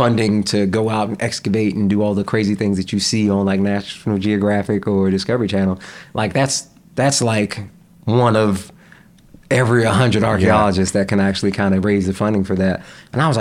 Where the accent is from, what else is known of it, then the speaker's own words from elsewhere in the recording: North Carolina, United States; also born or lived in Jamaica, Queens, New York; I grew up in North Carolina. I moved to North Carolina when I was 6.